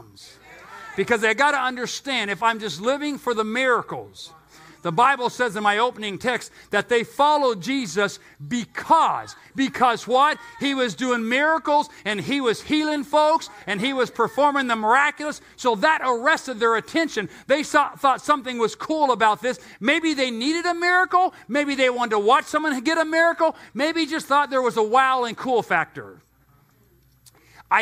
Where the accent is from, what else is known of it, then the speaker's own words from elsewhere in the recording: United States; also born or lived in Temecula Valley, California; since I live in the United States and I am an American and I attend the American church